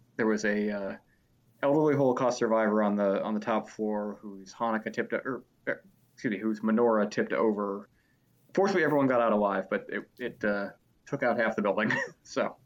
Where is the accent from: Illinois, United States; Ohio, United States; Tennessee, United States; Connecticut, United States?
Ohio, United States; Cleveland; also born or lived in Cincinnati; I'm from Cleveland